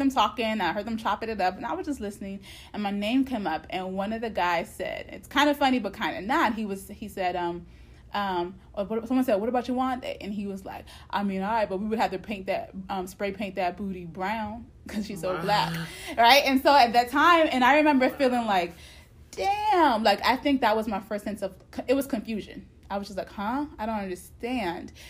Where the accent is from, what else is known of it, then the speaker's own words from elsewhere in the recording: United States; I was raised in America